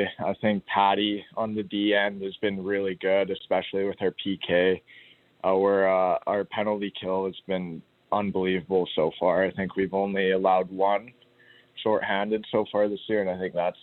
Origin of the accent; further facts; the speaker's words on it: Grand Forks, British Columbia, Canada; I grew up in Grand Forks